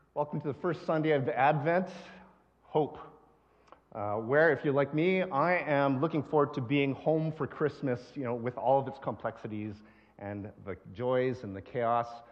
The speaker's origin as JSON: {"language": "English", "town": "Calgary", "region": "Alberta", "country": "Canada", "tie": "born or raised there", "also_born_or_lived": "Japan / West Coast of Canada", "moved": "yes", "said": "I was born here, I was born in Calgary, so I'm actually a prairie boy. Although I've lived in other countries like Japan, I've lived on the West Coast"}